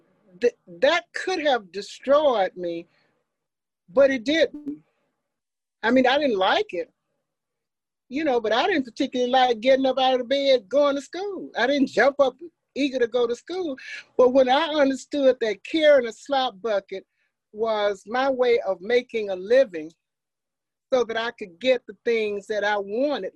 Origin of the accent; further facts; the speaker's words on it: Meridian, Forest, Mississippi, United States; also born or lived in Jackson, Mississippi; I was born in Jackson on Ferris Street in an all-Black hospital. 2 years later, my parents moved to Meridian, Mississippi. And in 1954, Brown versus Board of Education, my father moved to Forest, Mississippi. So I was really born in Jackson, 6 or 7 years in Meridian. And then I've been in Forest since 1954